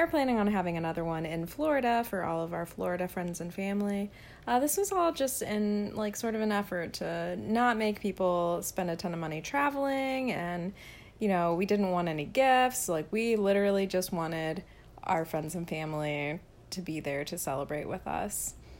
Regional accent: Frankfurt, Hesse, Germany; born there; So, I was born in Frankfurt, Germany. My dad was in the military

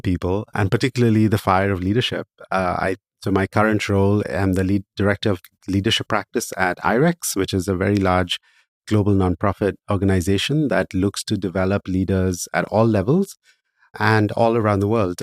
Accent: India; moved away; I started working in social entrepreneurship back in my home country of India

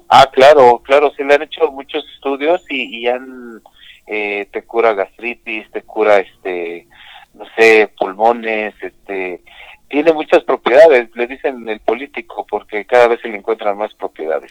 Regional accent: Mexico City, Mexico; de la Ciudad de México, nosotros somos de la Ciudad de México

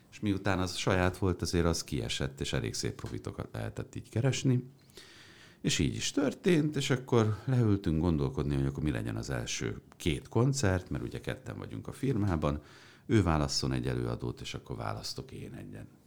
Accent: New York City, New York, United States; now in Hungary; mert az apám diplomata volt, tehát New Yorkban nőttem föl.

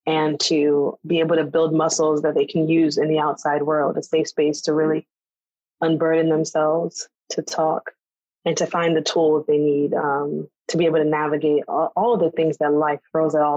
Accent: United States; an American-born Black woman from another culture

